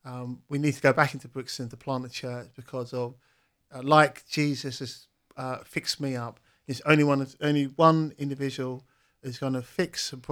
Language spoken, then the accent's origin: English; Cairns, Queensland, Australia; And growing up from a background, growing up in Cairns, seeing a brokenness in our community, having friends with free falling through the criminal justice system